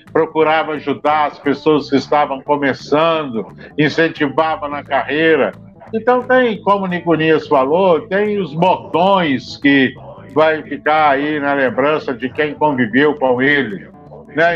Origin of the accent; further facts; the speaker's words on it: Brazil; como brasileiro